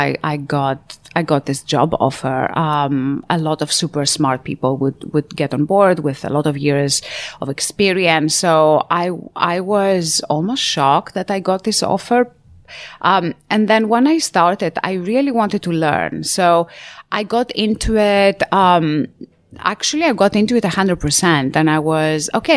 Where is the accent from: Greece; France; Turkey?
Greece; moved away; I was born and raised in a tiny island back in Greece, where I'm from.